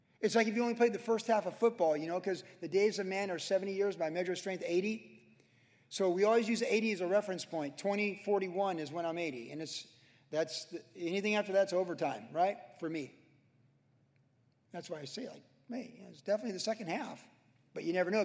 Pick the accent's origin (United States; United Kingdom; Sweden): United States; Carlsbad, California; I grew up in Carlsbad when it was 12,000 people in 1972